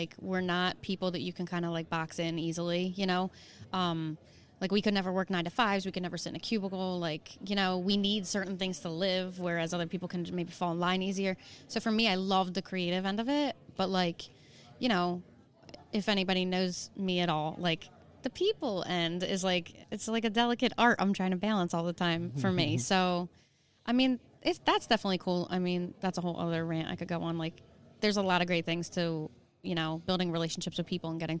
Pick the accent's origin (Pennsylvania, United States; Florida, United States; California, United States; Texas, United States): Pennsylvania, United States; Hatboro; also born or lived in Northeast Philadelphia; I was born in the Northeast. Uh-huh. Lived there when I was a kid, and then we moved up to Hatboro